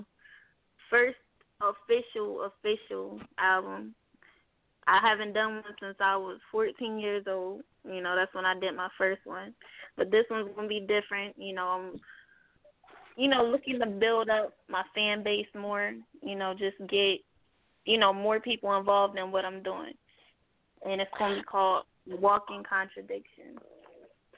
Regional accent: Harrisburg, Pennsylvania, United States; moved away as an adult; now in Atlanta, United States; we was in my hometown at the time, Harrisburg

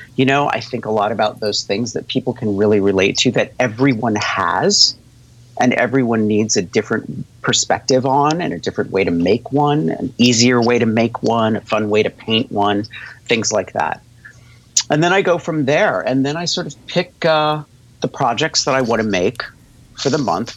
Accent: La Junta, Colorado, United States; moved away; I grew up in La Junta, Colorado

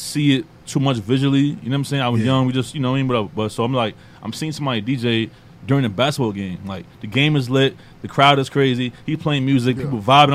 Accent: New York City, New York, United States; Born and raised in Queens, Southside

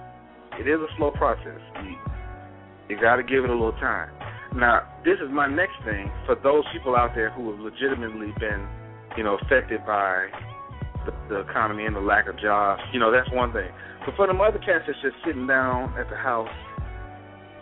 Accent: Mississippi, United States; moved away; Kevin and myself, we all three of us are from Mississippi

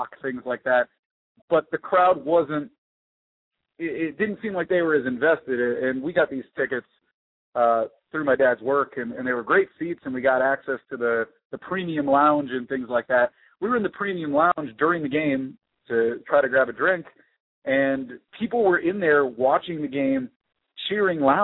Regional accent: South Florida, United States; I grew up in South Florida, but my family's from Pittsburgh

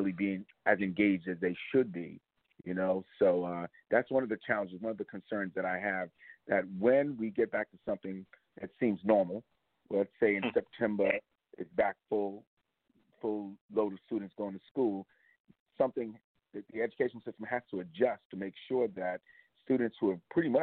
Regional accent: New York City, New York, United States; Born and raised in East New York, Brownsville. Van Dyke Houses, 419, apartment 10G.

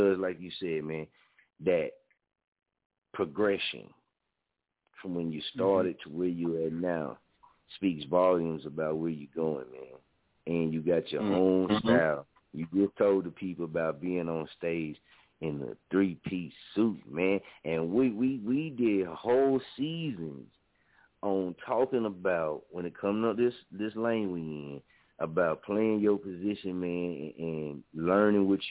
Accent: Muskogee, Oklahoma, United States; also born or lived in Wichita, Kansas; it's from my hometown and my city, man. I'm, you know, born and raised here, man. I'm an Okie

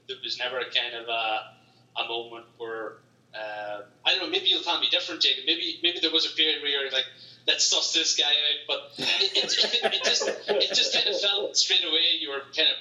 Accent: Ireland; also born or lived in Greensboro, United States; my hometown wouldn't see a lot of Americans, to be honest, because it's not the big cities, it's not Dublin or Galway

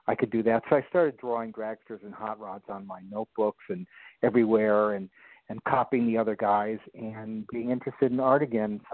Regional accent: Los Angeles, California, United States; born and bred in Los Angeles

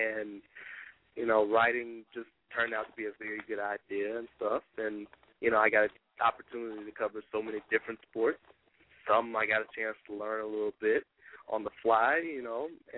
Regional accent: Shreveport, Louisiana, United States; I am actually from Shreveport, and that is my home, and, you know, that's where I'm living at right now

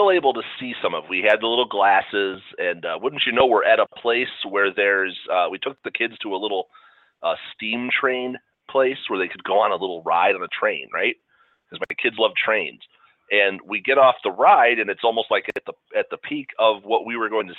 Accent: Chicago, Illinois, United States; when we were in grade school, growing up in Chicago sometime in the early to mid 80s

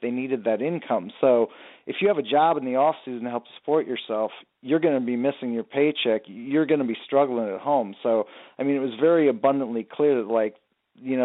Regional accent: Oregon, United States; where I grew up in Oregon

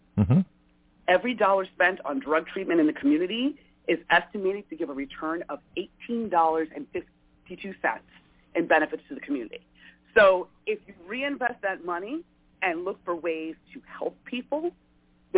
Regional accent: New York, United States; I grew up in New York

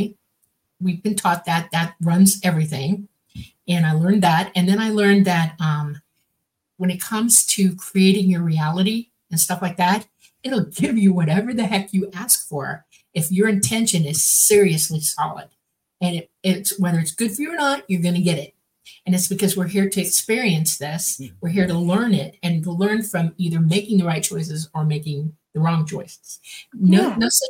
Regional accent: the Everglades, Florida, United States; I grew up in the Everglades

